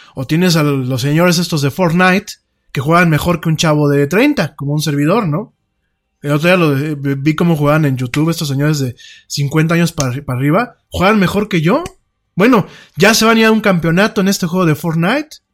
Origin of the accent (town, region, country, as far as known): Mexico